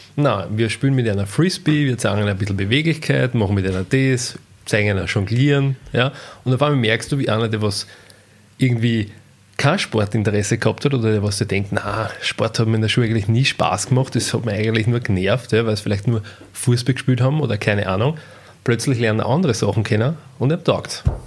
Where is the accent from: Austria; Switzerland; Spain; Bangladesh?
Austria; Ausbildung bei uns in La gemacht